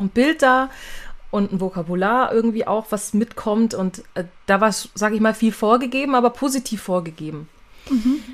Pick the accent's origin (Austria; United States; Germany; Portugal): Germany; Nuremberg, Bavaria; first language German; bin aus Nürnberg